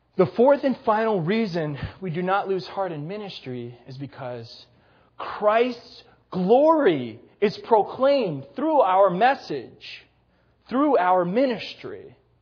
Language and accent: English; Gurnee, Illinois, United States; my hometown of Gurnee, Illinois